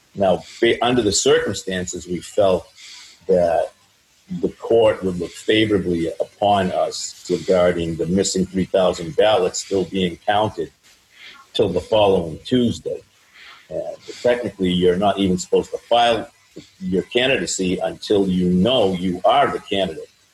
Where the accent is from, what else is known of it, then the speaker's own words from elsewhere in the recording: Franklin, Massachusetts, United States; also born or lived in Wrentham, Massachusetts / Denver, Colorado; we grew up in Franklin on Pond Street.